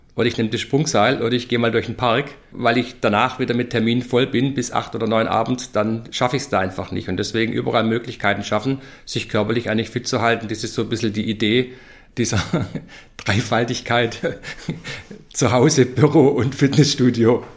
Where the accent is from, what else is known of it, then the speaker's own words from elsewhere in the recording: Stuttgart, Baden-Württemberg, Germany; moved away as an adult; now in Nuremberg, Germany; Bin wie jeder hören wird, kein Franke, sondern gebürtig in Stuttgart zu Zuffenhausen.